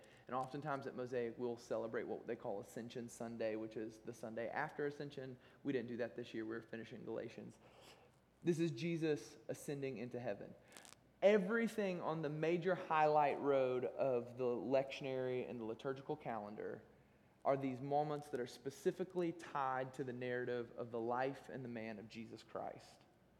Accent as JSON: {"language": "English", "country": "United States", "moved": "yes", "said": "I'm from Amish country"}